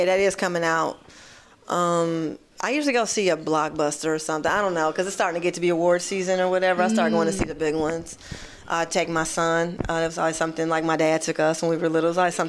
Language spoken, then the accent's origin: English; Michigan, United States; accent: Midwest; That's my Midwest accent.